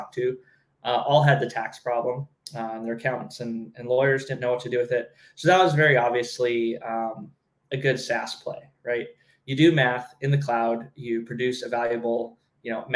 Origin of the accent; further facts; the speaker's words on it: Southern California, United States; moved away as an adult; I grew up in Southern California